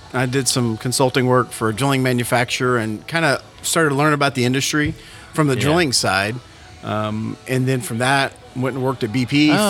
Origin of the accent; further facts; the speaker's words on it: Waco, Texas, United States; now in Houston, United States; born and raised in Waco, Texas, went to Baylor University.